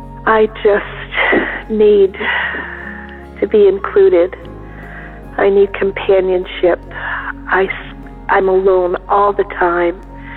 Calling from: Massachusetts, United States; I'm calling from Massachusetts. I'm a senior citizen, severely arthritic, and alone in the world.

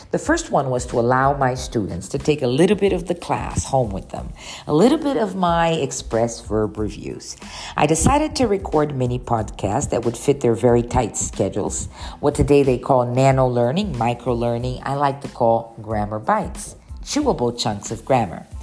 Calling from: São Paulo, Brazil; I'm speaking from Sao Paulo, Brazil.

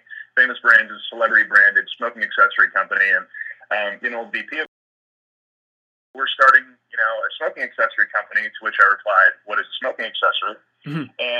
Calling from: Cobourg, Ontario, Canada; I'm actually broadcasting out of my office in my home in Coburg, Ontario.

